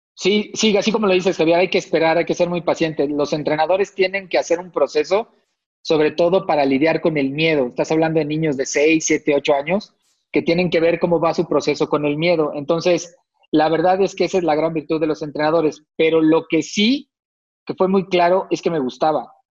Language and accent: Spanish; Tlalnepantla, State of Mexico, Mexico; Yo soy del Estado de México, acá por Tlanepantla